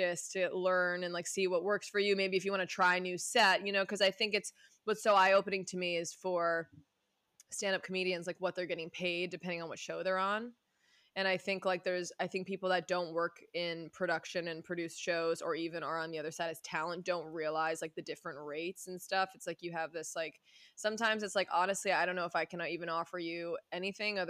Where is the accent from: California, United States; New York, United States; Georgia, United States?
New York, United States; Westchester; moved away as an adult; now in West Coast, United States; I'm from New York